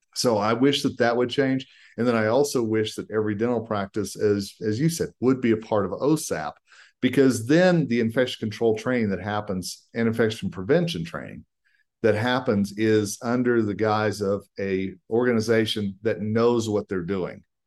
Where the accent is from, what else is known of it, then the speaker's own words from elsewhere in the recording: Colorado, United States; my home state of Colorado